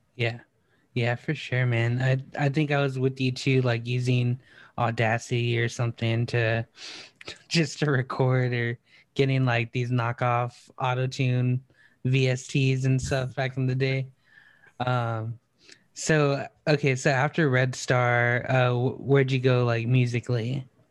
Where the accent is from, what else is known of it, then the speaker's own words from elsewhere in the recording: Texas, United States; over here in Texas or at least like me where I grew up